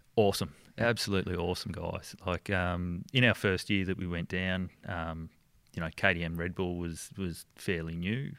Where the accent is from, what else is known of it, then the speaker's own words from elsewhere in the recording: Victoria, Australia; moved away as an adult; also born or lived in Geelong, Victoria / Myrtleford, Victoria; now in Lennox Head, Australia; I grew up in the country, um, in Victoria.